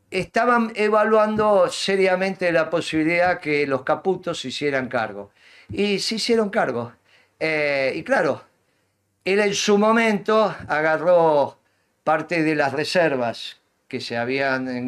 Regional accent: Avellaneda, Buenos Aires Province, Argentina; en realidad somos los dos de Avellaneda.

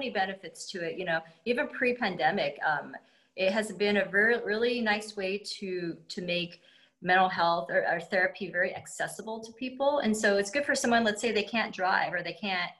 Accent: United States; I'm Chinese American

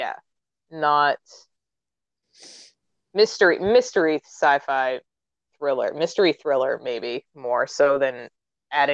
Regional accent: New England, United States; I'm from New England.

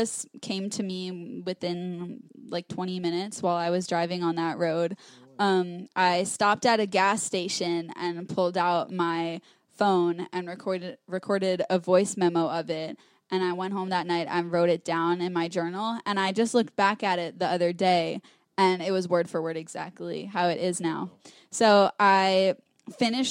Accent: New York, United States; a highway that goes through my hometown

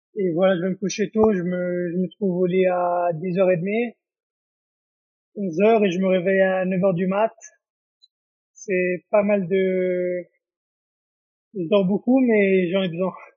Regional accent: Israel; moved away as an adult; also born or lived in Paris, France / Japan; now in Las Vegas, United States; je suis né à Paris et j'ai grandi en Israël

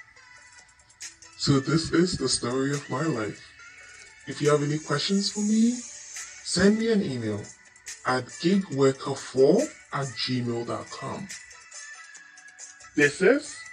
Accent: Ghana; I was born in Ghana

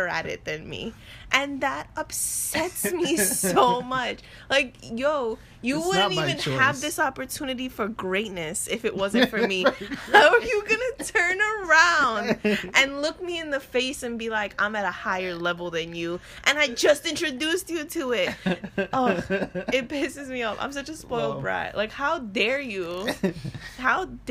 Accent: New York, United States; I'm from New York

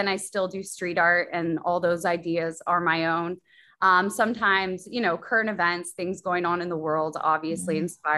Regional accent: Los Angeles, California, United States; moved away as an adult; also born or lived in New York City; I'm from LA. So I grew up in Los Angeles

